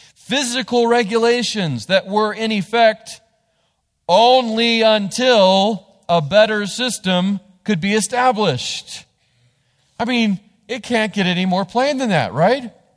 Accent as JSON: {"language": "English", "country": "United States", "said": "the rights we have as American citizens"}